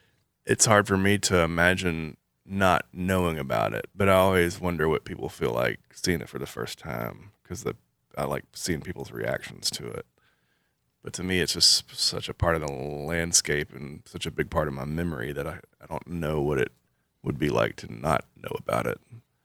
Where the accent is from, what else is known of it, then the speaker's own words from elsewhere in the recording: Columbus, Indiana, United States; Yeah, I grew up in Columbus. I was born in Columbus. And grew up over on 13th Street behind Winton School in the Winton neighborhood.